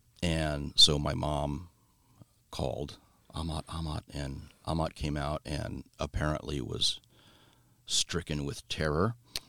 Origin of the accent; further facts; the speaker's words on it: Rumbai, Riau, Indonesia; born there; So I was born overseas. I was born in Southeast Asia. And we lived in this little village called Rumbai on the island of Sumatra in Indonesia.